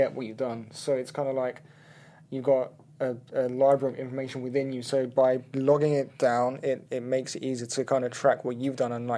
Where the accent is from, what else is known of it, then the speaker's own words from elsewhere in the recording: London, United Kingdom; moved away as an adult; now in Los Angeles, United States; I grew up in London, studied there, went to college there, came over to the US